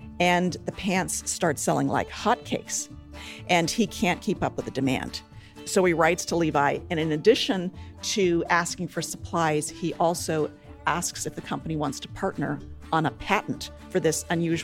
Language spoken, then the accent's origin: English; the American West, United States; So I grew up wearing 501s in the American West, shadow of the Rocky Mountains.